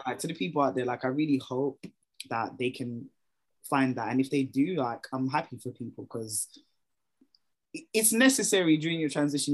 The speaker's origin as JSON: {"language": "English", "region": "London", "country": "United Kingdom", "tie": "born or raised there", "said": "as a Londoner myself"}